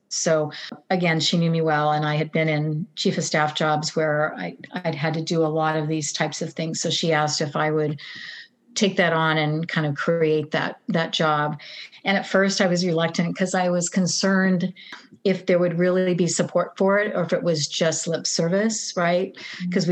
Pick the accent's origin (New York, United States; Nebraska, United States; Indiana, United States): Nebraska, United States; moved away; little girl growing up in Nebraska